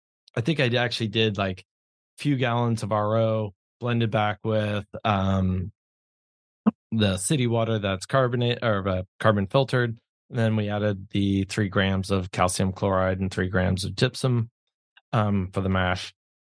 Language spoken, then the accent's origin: English; New York, United States; now in Contra Costa County, California, United States; I'm from New York.